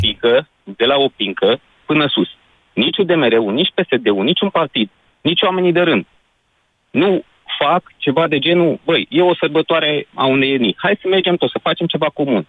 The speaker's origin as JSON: {"language": "Romanian", "region": "Curtea de Argeș", "country": "Romania", "moved": "yes", "lives_now": "Brașov, Romania", "said": "sunt din Cuita de Argeș"}